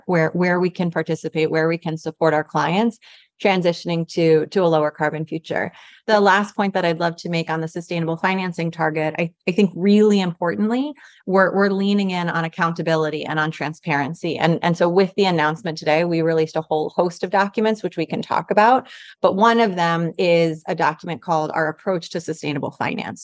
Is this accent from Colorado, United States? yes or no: no; New York City, New York, United States; as a New Yorker